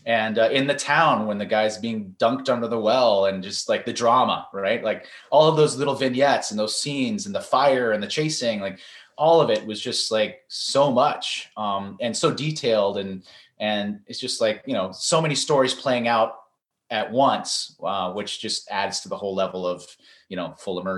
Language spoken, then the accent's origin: English; San Francisco, California, United States; I grew up in San Francisco, California